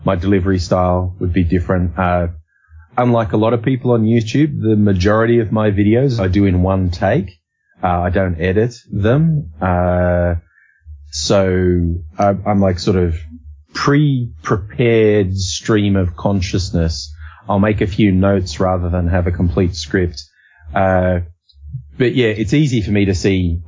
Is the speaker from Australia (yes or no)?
yes; Australia; we say it like it's a Z, Aussie